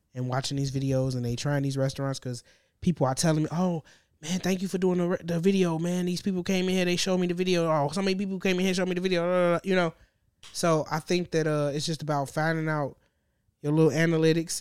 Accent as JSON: {"language": "English", "town": "Gary", "region": "Indiana", "country": "United States", "said": "I'm from the region. I'm from Gary"}